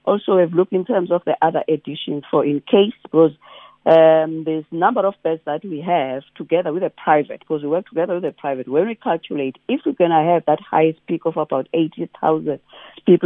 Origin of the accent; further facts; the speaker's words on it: Eastern Cape, South Africa; now in Western Cape, South Africa; I'm also from the Eastern Cape